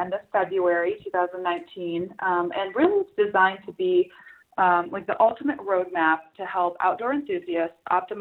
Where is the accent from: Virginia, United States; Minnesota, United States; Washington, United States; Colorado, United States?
Colorado, United States; Salida; I am from Salida, Colorado